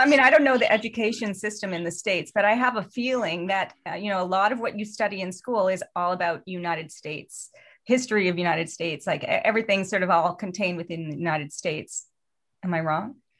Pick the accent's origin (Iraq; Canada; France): Canada; also born or lived in Los Angeles